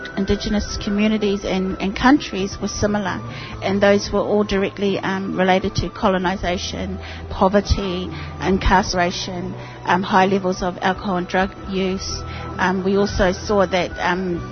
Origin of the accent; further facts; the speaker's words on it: New Zealand; I am from New Zealand, Aotearoa